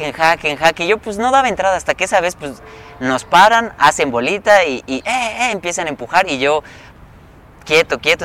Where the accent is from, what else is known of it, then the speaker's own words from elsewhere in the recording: Yucatán, Mexico; somos de Yucatán